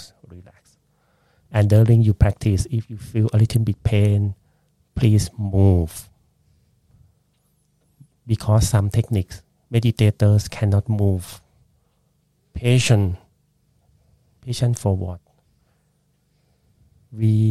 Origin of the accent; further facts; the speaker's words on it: Bangkok, Thailand; English is a second language; moved away as an adult; now in Brisbane, Australia; when I was a child in Bangkok, I was born in Bangkok